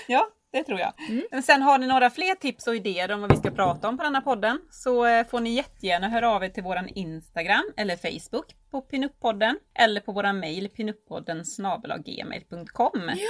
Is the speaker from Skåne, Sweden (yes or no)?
no; Borås, Västra Götaland, Sweden; jag är från Borås